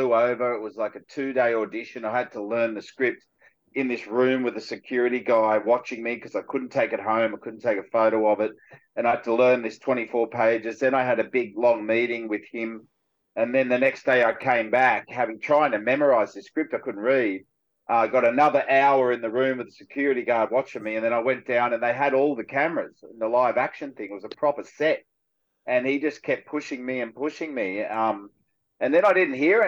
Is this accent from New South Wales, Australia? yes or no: yes; Cronulla, New South Wales, Australia; this is where I grew up in Cronulla